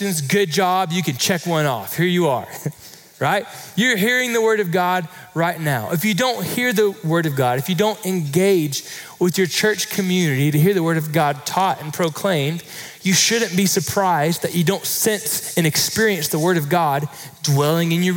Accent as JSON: {"language": "English", "region": "Florida", "country": "United States", "tie": "born or raised there", "moved": "yes", "lives_now": "Texas, United States", "said": "I grew up in Florida"}